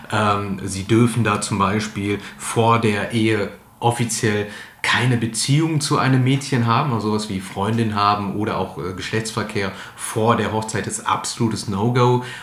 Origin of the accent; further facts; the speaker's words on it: Ratingen, North Rhine-Westphalia, Germany; Ich bin äh, geboren und aufgewachsen im Asylheim in Ratingen. 1987 äh, kam ich da zur Welt und habe die ersten neun Jahre meiner Kindheit dort verbracht.